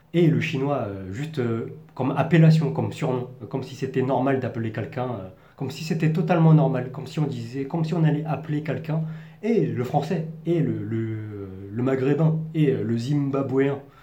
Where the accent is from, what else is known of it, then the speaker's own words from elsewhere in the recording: Paris region, Île-de-France, France; accent: parisien; moved away as an adult; now in Taiwan; je suis né et je et j'ai grandi en France, donc en région parisienne